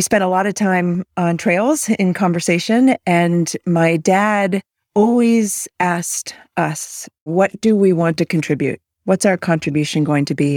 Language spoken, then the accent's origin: English; outside of Boston, Massachusetts, United States; also born or lived in Malaysia; I was raised on the East Coast outside of Boston